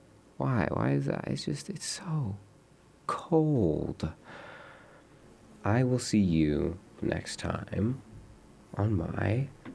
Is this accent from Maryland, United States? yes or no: no; California, United States; born there; I was born in California, the land of the free, and the home of the brave.